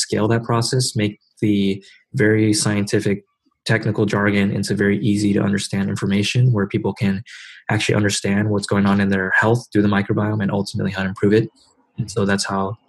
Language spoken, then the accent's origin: English; Silicon Valley, California, United States; grew up kind of in Silicon Valley